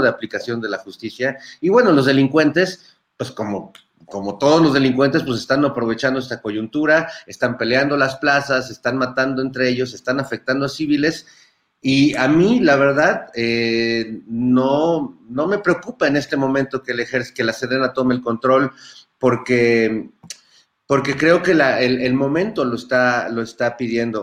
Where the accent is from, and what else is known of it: Mexico